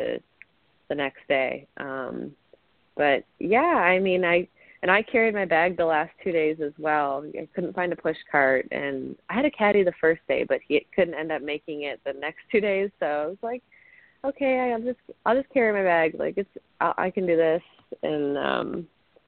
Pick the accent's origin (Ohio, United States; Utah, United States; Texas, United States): Ohio, United States; growing up in Ohio